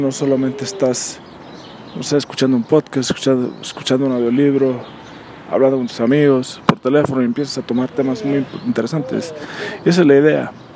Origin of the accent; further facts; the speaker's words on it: Mexico; como mexicanos